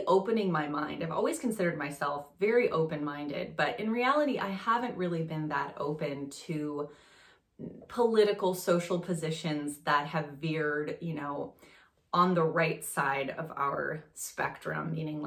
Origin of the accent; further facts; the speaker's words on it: France; moved away; I grew up in France.